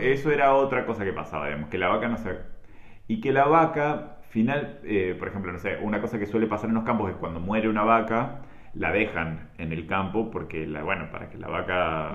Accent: La Pampa, Argentina; me acuerdo de ser chico y de que no había pasado en mi pueblo, pero sí en un pueblo que está a 30 kilómetros de mi pueblo, que es en Parera

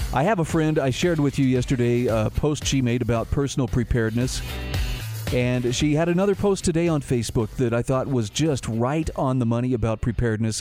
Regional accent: Utah, United States; here in my home state of Utah

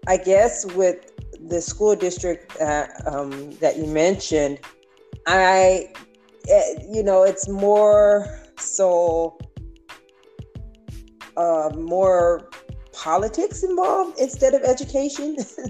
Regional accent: Los Angeles, California, United States; I am from Los Angeles, California, born and raised. I am second generation California bred, born, so this is my home.

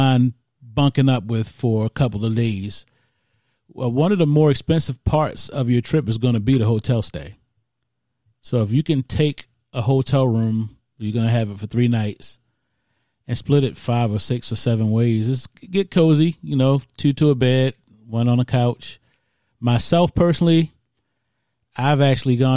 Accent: Baltimore, Maryland, United States; I'm from Baltimore

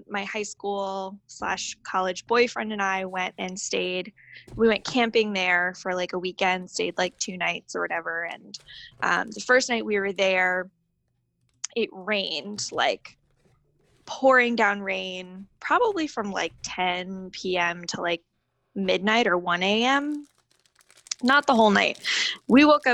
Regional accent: Southern Maryland, United States; I grew up in Southern Maryland, and down here we have a state park

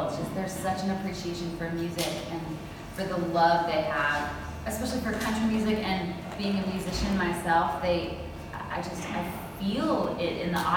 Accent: Calgary, Alberta, Canada; moved away as an adult; now in Nashville, United States; Calgary, my hometown in Canada

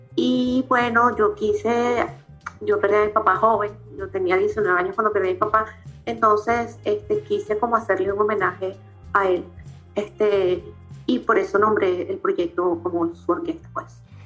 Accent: Caracas, Capital District, Venezuela; yo soy, bueno, nací en Katia

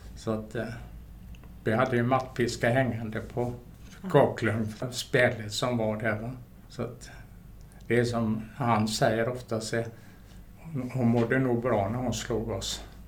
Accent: Gothenburg, Västra Götaland, Sweden; jag är född mitt inne i Göteborg

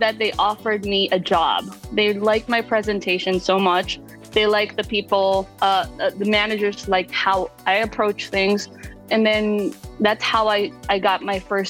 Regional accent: Iloilo City, Western Visayas, Philippines; moved away as an adult; now in Brooklyn, New York, United States; I was born and raised in the Philippines. I grew up in Iloilo City, and I migrated to the United States in 2013

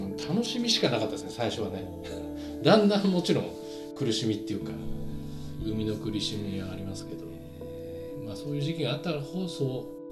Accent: Nagano, Japan; moved away as an adult; now in Tokyo, Japan; 僕 自身その、長野で育って

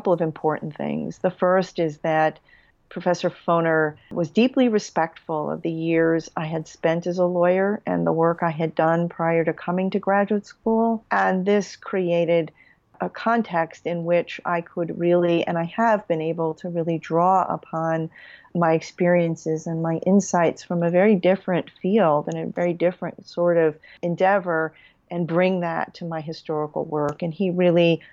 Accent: New York City, New York, United States; also born or lived in Long Island, New York; I was born in Central Harlem in the Riverton houses, and I went to school in suburban New York City on Long Island.

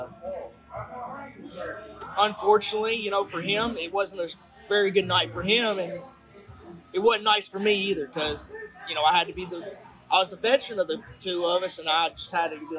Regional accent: Tennessee, United States; my hometown down here in Tennessee

